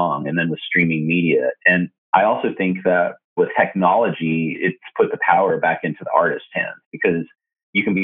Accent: Colorado, United States; moved away as an adult; also born or lived in Arizona / Los Angeles; now in Portland, United States; I moved from Colorado to Arizona

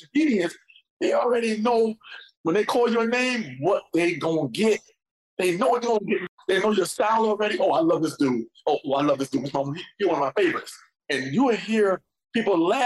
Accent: New York, United States; growing up in New York

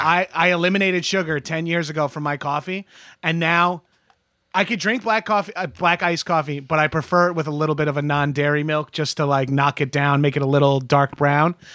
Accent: New York, United States; moved away as an adult; now in Los Angeles, United States; growing up as a New Yorker or a Northeasterner

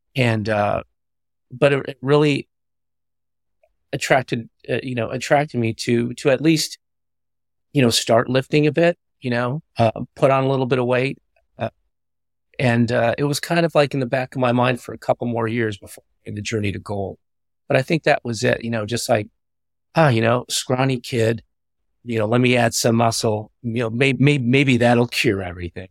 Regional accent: Southern California, United States; growing up in Southern California

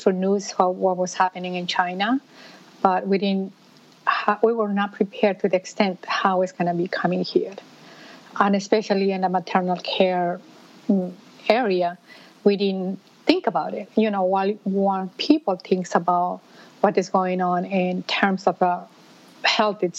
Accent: Peru; moved away as an adult; now in New York City, United States; I am originally from Peru. And in Peru, I used to be a veterinarian. And I moved to United States

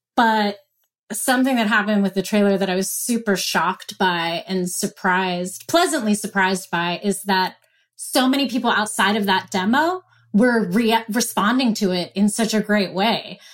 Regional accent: Pennsylvania, United States; moved away; went back home to Pennsylvania

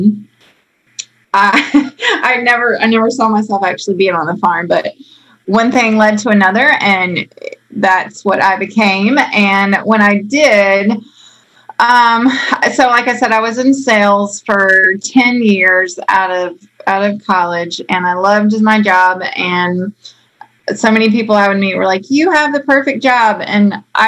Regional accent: outside of Raleigh, Wake County, North Carolina, United States; I grew up outside of Raleigh, Wake County

